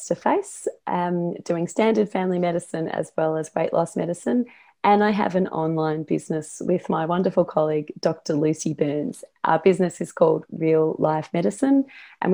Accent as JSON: {"language": "English", "country": "Australia", "said": "I am Australian."}